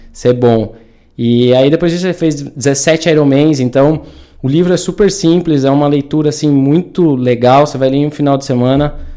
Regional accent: interior of São Paulo, Brazil; also born or lived in Vinhedo; eu cresci, nasci aqui em Datuba, né, interior de São Paulo

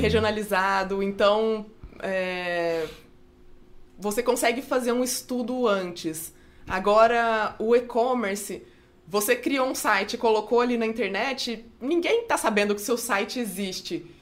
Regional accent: Franca, São Paulo, Brazil; eu sou de Franca, né, no interior de São Paulo

